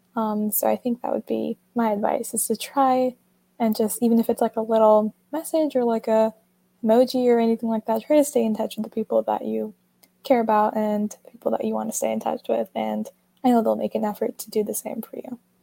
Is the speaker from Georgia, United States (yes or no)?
yes; Atlanta, Georgia, United States; I'm from Atlanta, Georgia.